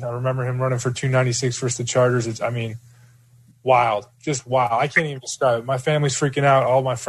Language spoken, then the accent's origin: English; Minnesota, United States; moved away; I'm from Minnesota.